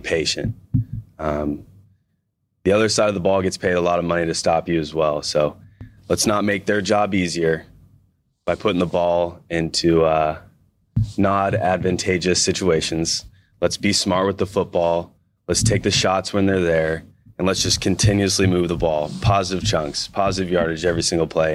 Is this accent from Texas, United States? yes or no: no; Missouri, United States; moved away as an adult; now in Seattle, United States; a kid growing up in Missouri